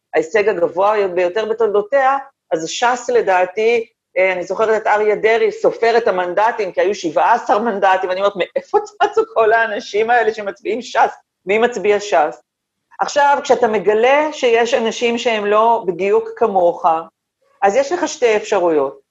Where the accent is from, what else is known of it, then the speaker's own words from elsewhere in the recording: Tel Aviv, Tel Aviv District, Israel; שני הוריי גדי, ילידי תל אביב, אני מחזיקה את עצמי בעיני עצמי דור שלישי לתל